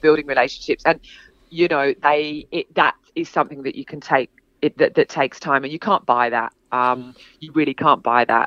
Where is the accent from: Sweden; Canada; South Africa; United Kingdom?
United Kingdom; England; moved away as an adult; also born or lived in London; now in Sydney, Australia; I'm from England. Um, I've been here for 20 years. Um, I live in Sydney